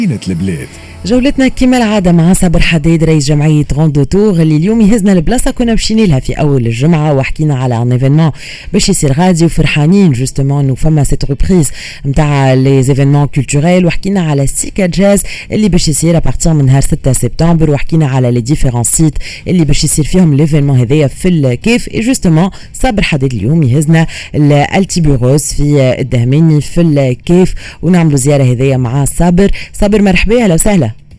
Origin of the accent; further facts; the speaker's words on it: Tunisia; اللي عندنا في تونس